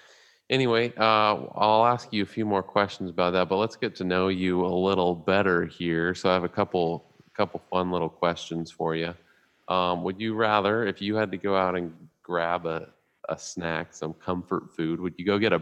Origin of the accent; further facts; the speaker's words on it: San Bernardino, California, United States; All right, my hometown, born and raised.